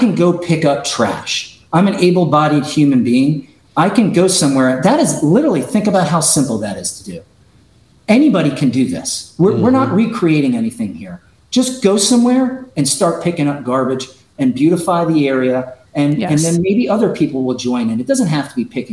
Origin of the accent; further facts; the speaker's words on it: Jupiter, Florida, United States; also born or lived in New York City, New York; So I'm originally from New York, like every good Floridian is. My dad was a police officer there for 20 years in New York City, and he retired and moved us down to Jupiter, Florida. So I went to elementary and middle school and high school in Jupiter, Florida